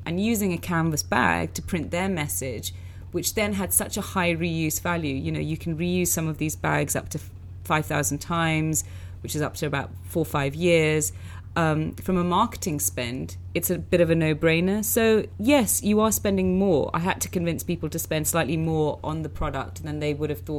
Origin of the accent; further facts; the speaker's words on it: London, United Kingdom; I grew up in Northwest London